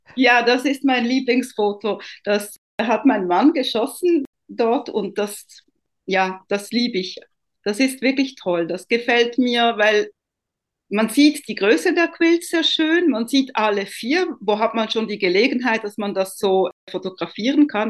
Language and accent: German; Italy; moved away; Ich bin ja ursprünglich Italienerin